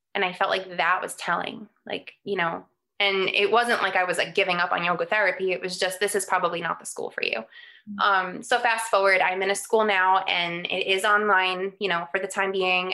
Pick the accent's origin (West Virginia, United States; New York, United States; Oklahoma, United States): New York, United States; New York City; moved away; I grew up in New York on Staten Island